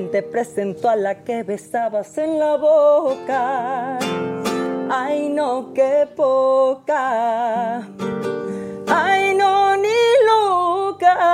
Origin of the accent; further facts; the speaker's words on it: San Luis Potosí, Mexico; Yo soy de San Luis, les mando un beso a todos mis potosinos.